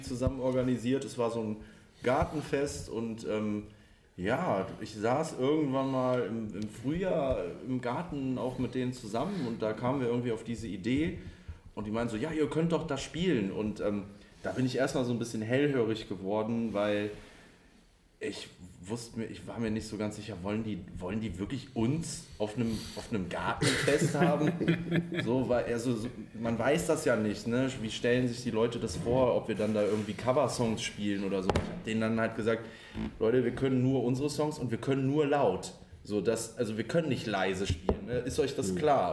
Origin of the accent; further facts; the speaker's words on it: Ratingen, North Rhine-Westphalia, Germany; wir kommen aus Ratingen bei Düsseldorf.